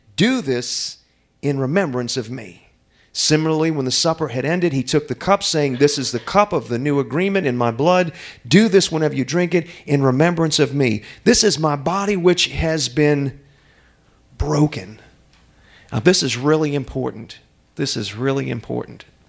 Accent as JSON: {"language": "English", "town": "New Orleans", "region": "Louisiana", "country": "United States", "tie": "born or raised there", "moved": "as an adult", "said": "I'm from New Orleans"}